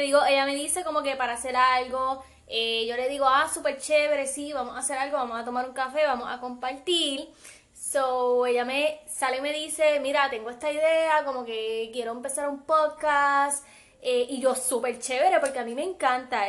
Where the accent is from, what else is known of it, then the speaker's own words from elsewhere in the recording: Aguadilla, Puerto Rico; soy del área oeste, soy del pueblo de Aguadilla